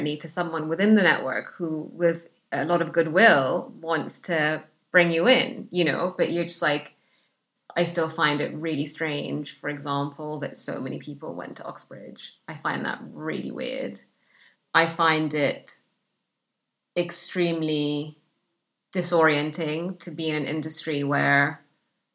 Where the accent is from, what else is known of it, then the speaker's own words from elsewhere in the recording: Sudan; English is a second language; also born or lived in Egypt / Saudi Arabia; now in United Kingdom; the isolation that I grew up with in Sudan